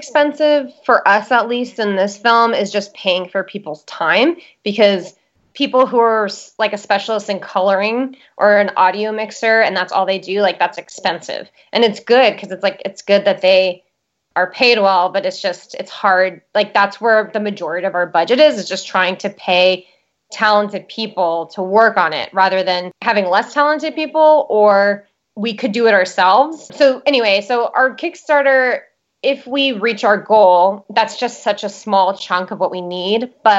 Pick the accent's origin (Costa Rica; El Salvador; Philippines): El Salvador; moved away; And then because I grew up in El Salvador, I speak Spanish.